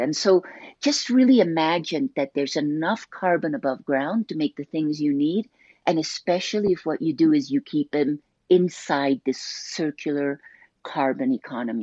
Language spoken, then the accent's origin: English; Colombia; moved away; I grew up in Colombia